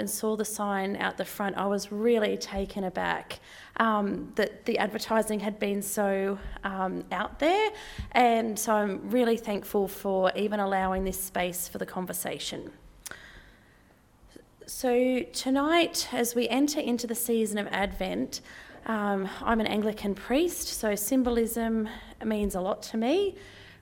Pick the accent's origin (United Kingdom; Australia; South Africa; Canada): Australia; I'm an Australian, middle class, white, not Palestinian, not Israeli, non-Indigenous person living on land that was never ceded